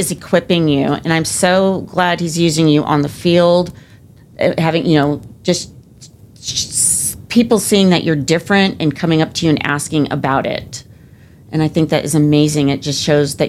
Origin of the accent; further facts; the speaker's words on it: Southern California, United States; moved away as an adult; where I grew up in Southern California